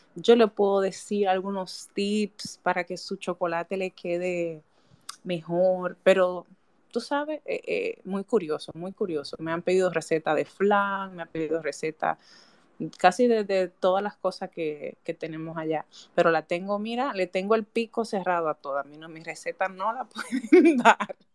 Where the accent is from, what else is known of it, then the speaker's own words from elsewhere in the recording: Santiago de los Caballeros, Santiago, Dominican Republic; Yo soy de Santiago